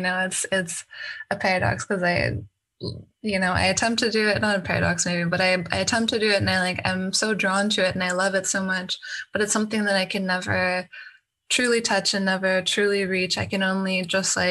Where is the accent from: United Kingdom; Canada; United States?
Canada; moved away; I'm from Canada originally